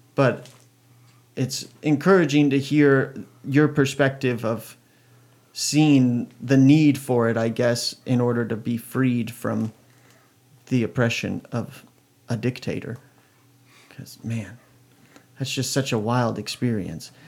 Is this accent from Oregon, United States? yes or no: yes; Oregon, United States; I was born in Oregon